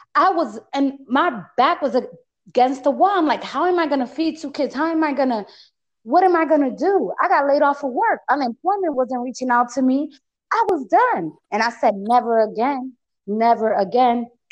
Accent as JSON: {"language": "English", "region": "Connecticut", "country": "United States", "accent": "East Coast", "second_language": "English", "moved": "yes", "lives_now": "Las Vegas, United States", "said": "I know my accent, right? I'm from the East Coast. I'm from Connecticut."}